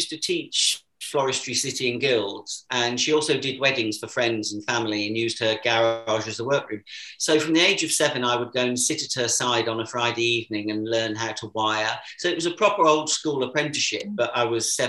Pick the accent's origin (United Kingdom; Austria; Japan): United Kingdom; Warwick, West Midlands; moved away; I was born and brought up in Warwick, where my parents still live